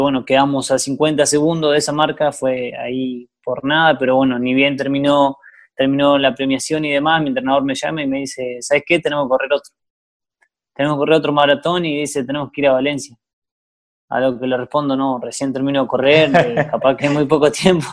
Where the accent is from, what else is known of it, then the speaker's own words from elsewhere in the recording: Gualjaina, Chubut, Argentina; yo soy de Walhaina, nací, me crié ahí